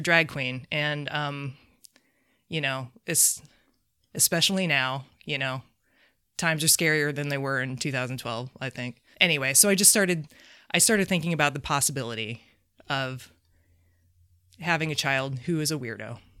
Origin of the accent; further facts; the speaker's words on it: South Bend, Indiana, United States; moved away; I'm from South Bend.